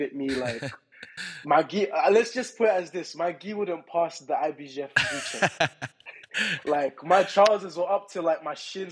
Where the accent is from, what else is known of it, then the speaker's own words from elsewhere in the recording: London, United Kingdom; as a Londoner